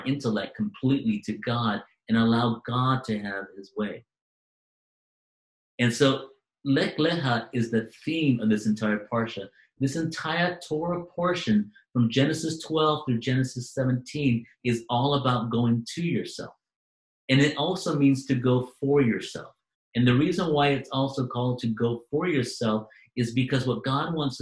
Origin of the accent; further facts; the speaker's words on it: Manchester, North West England, United Kingdom; I was born in Manchester, England.